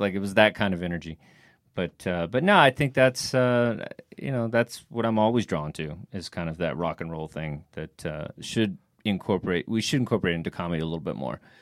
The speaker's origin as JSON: {"language": "English", "region": "Texas", "country": "United States", "said": "I'm from Texas"}